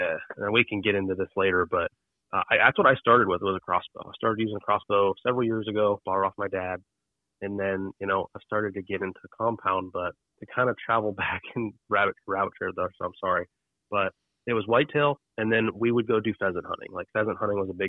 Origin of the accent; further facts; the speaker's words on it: Ohio, United States; I grew up in a little town called Stroudsburg, Ohio. I'm from Ohio, OH